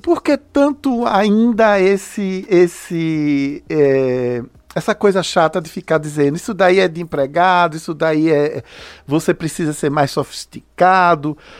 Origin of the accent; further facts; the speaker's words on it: Juazeiro, Bahia, Brazil; also born or lived in Recife / Minas Gerais; now in Juazeiro, Brazil; Na minha adolescência em Juazeiro